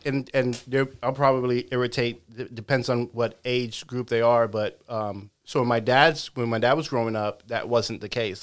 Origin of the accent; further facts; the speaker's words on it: New York City, New York, United States; first language English; moved away; growing up in the Bronx